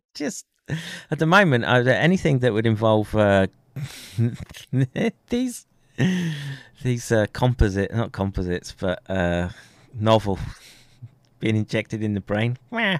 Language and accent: English; Colorado, United States; moved away; I grew up in Colorado